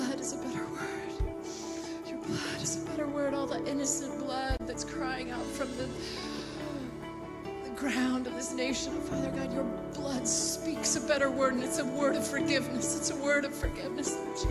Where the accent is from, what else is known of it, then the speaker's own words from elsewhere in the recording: United States; I am an American